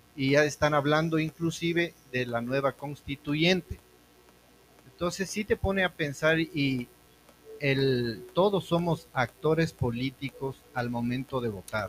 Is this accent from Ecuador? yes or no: yes; Ecuador; somos los ecuatorianos